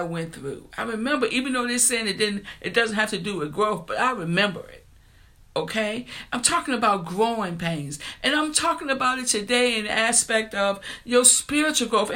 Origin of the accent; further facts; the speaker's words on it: New Kent, Virginia, United States; the grocery store in my hometown, it was a store called Chuck's, anybody that came from New Kent, Virginia